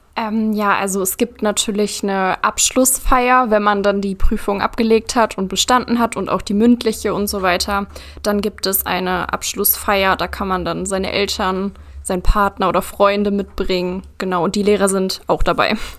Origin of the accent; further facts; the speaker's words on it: Peine, Lower Saxony, Germany; ich komme aus Peine